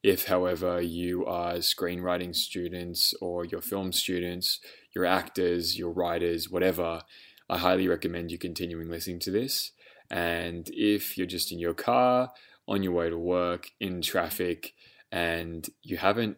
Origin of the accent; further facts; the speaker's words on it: Australia; Especially as an Australian entertainment professional who's worked in America, I've heard stories about Australians experiencing the difference in, I suppose, candor